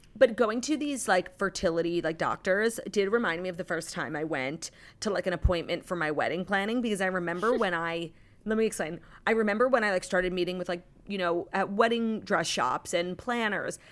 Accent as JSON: {"language": "English", "town": "New York City", "region": "New York", "country": "United States", "said": "as a New Yorker, but more importantly, as a Jew"}